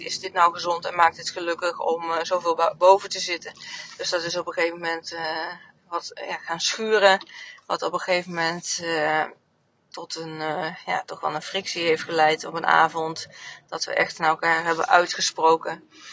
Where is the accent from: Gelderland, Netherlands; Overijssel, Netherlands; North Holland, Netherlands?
Overijssel, Netherlands; Oldenzaal; moved away as an adult; also born or lived in North Brabant / Harderwijk; mijn hele puberteit in, in Oldenzaal heb gewoond, Enschede